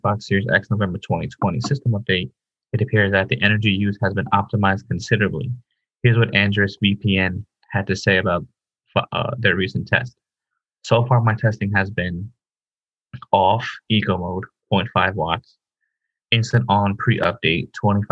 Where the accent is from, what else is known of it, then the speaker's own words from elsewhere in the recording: Ireland; moved away; as an Irish guy